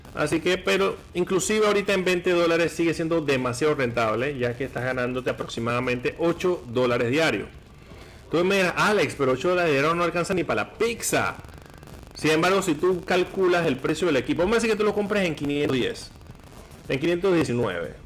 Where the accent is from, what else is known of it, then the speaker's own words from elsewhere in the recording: Panama; aquí está la belleza de mi país